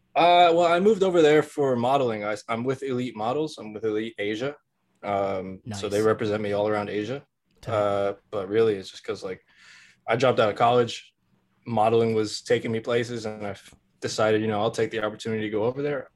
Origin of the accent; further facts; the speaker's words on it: New Jersey, United States; I'm from Jersey